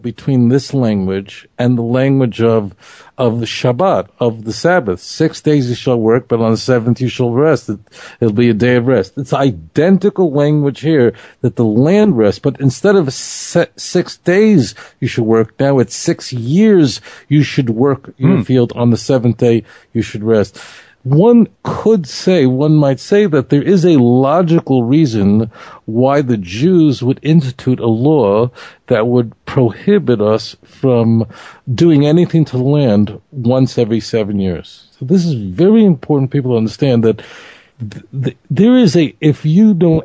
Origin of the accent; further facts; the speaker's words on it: New York City, New York, United States; growing up in Brooklyn